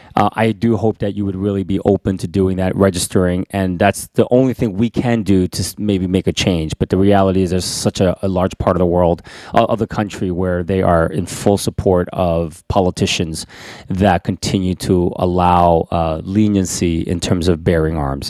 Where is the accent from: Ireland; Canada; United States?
United States; I'm an, an American citizen